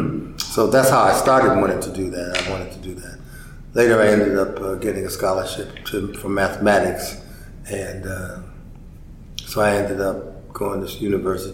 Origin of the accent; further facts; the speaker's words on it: Chicago, Illinois, United States; I'm from Chicago.